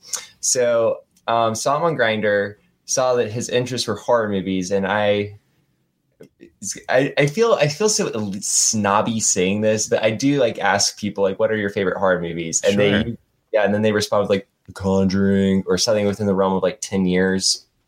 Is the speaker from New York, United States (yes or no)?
no; Durham, North Carolina, United States; because I grew up in Durham, but you grew up more like in a smaller town, right?